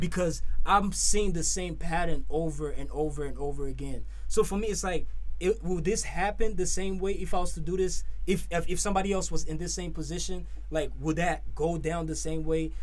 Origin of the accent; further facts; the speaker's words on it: Nigeria; moved away as an adult; now in United States; growing up for me, growing up in Nigeria